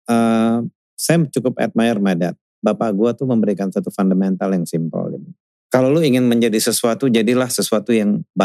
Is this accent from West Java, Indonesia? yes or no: no; Minas, Riau, Indonesia; kecil udah besar di Caltex. Caltex itu 70% itu tuh expatriate